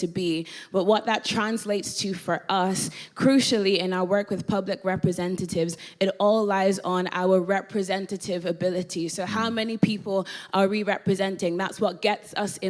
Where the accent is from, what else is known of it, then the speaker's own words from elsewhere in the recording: Ireland; moved away as an adult; also born or lived in Northern Ireland; now in London, United Kingdom; born in London, raised in Ireland. So raised in the Republic of Ireland, went to school there, went to uni there.